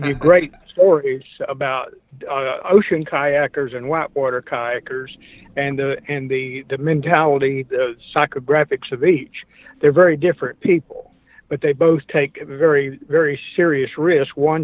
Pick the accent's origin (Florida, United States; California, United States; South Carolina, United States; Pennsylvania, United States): South Carolina, United States; I grew up in South Carolina.